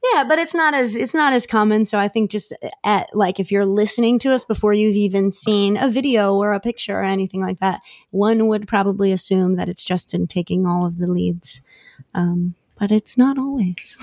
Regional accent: Philadelphia, Pennsylvania, United States; moved away; also born or lived in Nashville; I'm from Philly

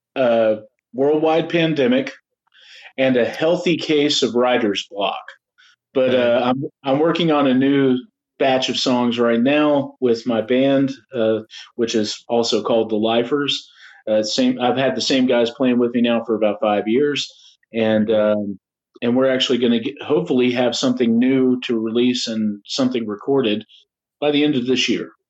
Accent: Atlanta, Georgia, United States; now in Nashville, United States; I grew up in Atlanta

